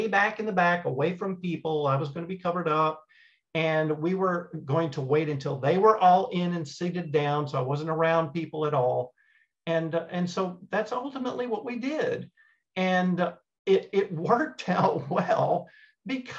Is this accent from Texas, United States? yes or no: yes; East Texas, United States; growing up in East Texas